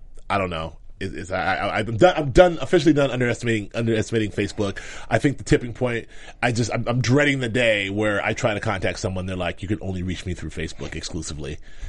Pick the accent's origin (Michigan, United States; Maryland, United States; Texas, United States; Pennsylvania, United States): Texas, United States; Dallas; I'm from Dallas, baby.